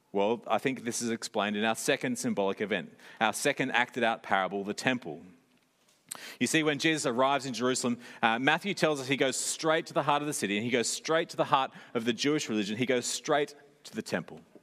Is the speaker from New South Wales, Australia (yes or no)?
yes; Sydney, New South Wales, Australia; growing up in Sydney